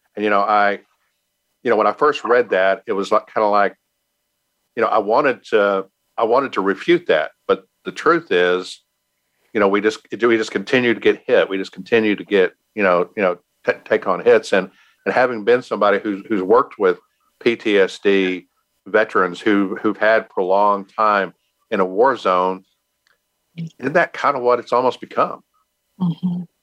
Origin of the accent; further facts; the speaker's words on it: Texas, United States; I'm from Texas